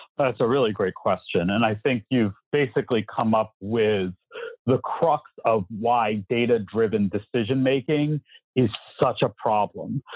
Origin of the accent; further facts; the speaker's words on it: New York City, New York, United States; I grew up in New York City